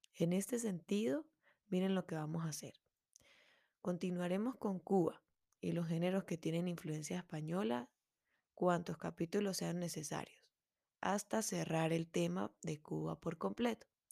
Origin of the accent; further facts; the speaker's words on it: Venezuela; una músico melómana venezolana